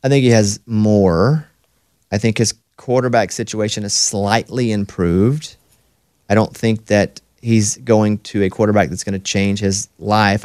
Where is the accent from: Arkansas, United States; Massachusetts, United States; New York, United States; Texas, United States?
Arkansas, United States; Mountain Pine; moved away; I'm from Mountain Pine, Arkansas, population seven hundred